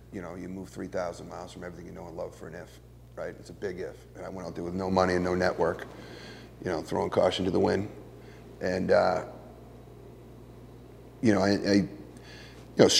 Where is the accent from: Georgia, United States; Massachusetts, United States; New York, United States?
Massachusetts, United States; Boston; I'm from Boston